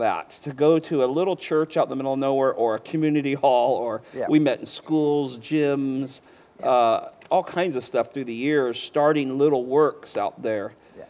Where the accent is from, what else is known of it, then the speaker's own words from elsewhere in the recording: San Francisco Bay Area, California, United States; I was raised in the San Francisco Bay Area